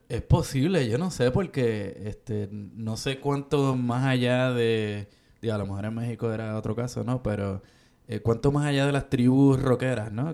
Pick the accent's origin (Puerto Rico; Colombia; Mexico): Puerto Rico; Caguas; moved away; yo en mi pueblo de Cagua